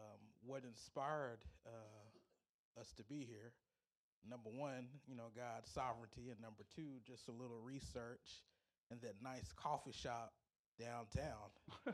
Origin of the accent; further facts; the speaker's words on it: Fort Worth, Texas, United States; moved away as an adult; also born or lived in Hot Springs, Arkansas; now in Tyler, United States; relocated here after my wife finished up her training in Hot Springs, Arkansas, but we are originally from Fort Worth.